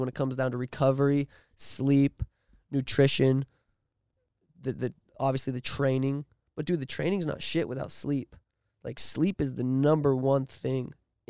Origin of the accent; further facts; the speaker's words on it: Montana, United States; I'm 26. Yep. I'm from Montana.